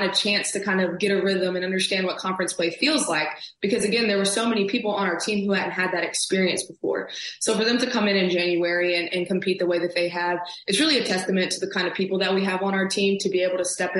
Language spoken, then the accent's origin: English; Alabama, United States; I came to Alabama, like being in my home state